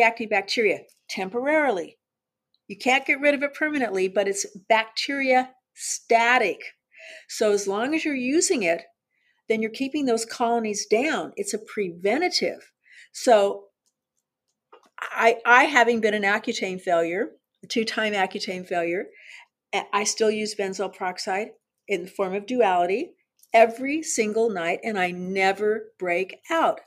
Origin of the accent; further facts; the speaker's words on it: Southern California, United States; I was born and raised in Southern California